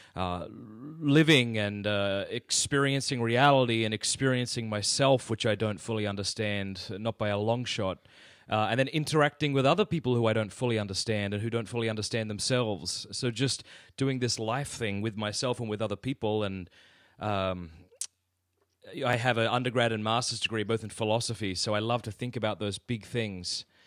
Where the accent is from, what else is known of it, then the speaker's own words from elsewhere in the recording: Australia; moved away as an adult; now in United States; I come from Australia. Yeah, so the deep South, man. Yeah, I was born in Australia